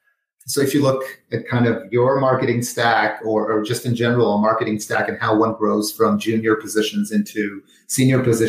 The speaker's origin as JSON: {"language": "English", "town": "Jerusalem", "region": "Jerusalem District", "country": "Israel", "tie": "born or raised there", "also_born_or_lived": "Los Angeles", "moved": "as an adult", "said": "I was born in Jerusalem, Israel, had military service"}